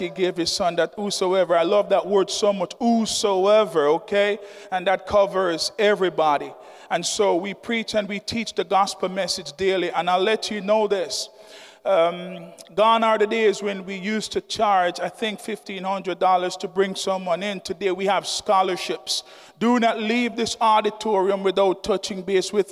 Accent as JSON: {"language": "English", "country": "Jamaica", "moved": "yes", "lives_now": "Sussex County, United States", "said": "I'm from Jamaica."}